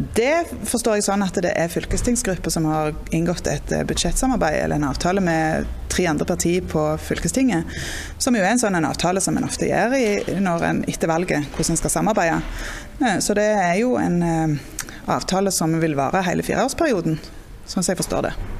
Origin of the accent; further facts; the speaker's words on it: Jæren, Rogaland, Norway; jeg òg er jo fra Jæren og bor på gard og sånn